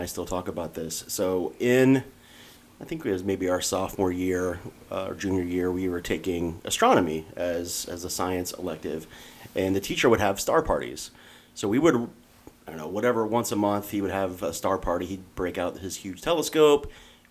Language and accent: English; Hilliard, Ohio, United States; My wife and I, like I said, both went through the Hilliard schools